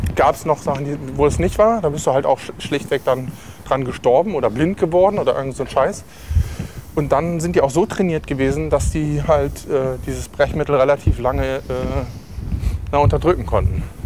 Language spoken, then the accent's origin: German; Lüneburg, Lower Saxony, Germany; in der Herberge zur Heimat in Lüneburg gemacht, in meiner Heimatstadt